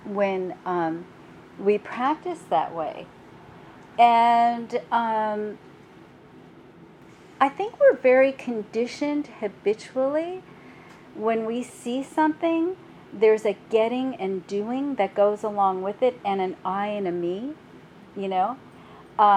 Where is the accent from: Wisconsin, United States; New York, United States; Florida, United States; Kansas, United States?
New York, United States; New York City; I'm from Brooklyn